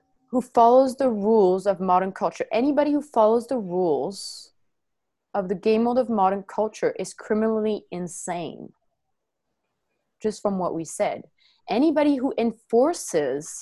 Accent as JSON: {"language": "English", "country": "France", "also_born_or_lived": "New Zealand", "moved": "yes", "said": "I do have a passport from France"}